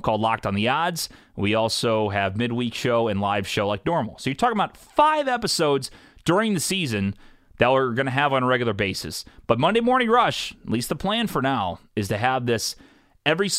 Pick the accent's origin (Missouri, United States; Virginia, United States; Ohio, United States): Missouri, United States; St. Louis; I'm from St. Louis, Missouri